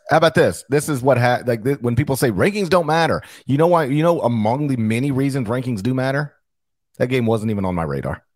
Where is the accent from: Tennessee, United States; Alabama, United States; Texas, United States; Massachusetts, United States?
Tennessee, United States; Memphis; the Memphis Grizzlies, one because I was a childhood fan and the other because it's my hometown